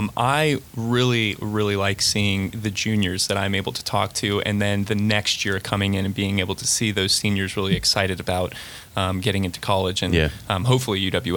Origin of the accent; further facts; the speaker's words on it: Brevard County, Florida, United States; moved away as an adult; now in Pensacola, United States; I'm from Brevard County, so it's about 9 hours.